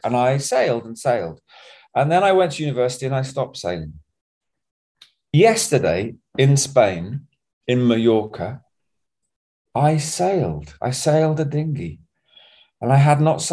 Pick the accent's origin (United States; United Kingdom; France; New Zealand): United Kingdom; Bognor Regis, South East England; I was growing up in Bognor Regis, in my adolescence, I just sailed all the time